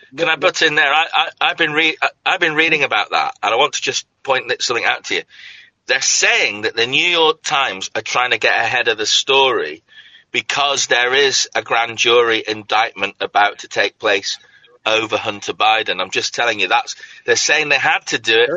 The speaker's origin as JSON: {"language": "English", "region": "Scotland", "country": "United Kingdom", "moved": "yes", "said": "I come from Scotland"}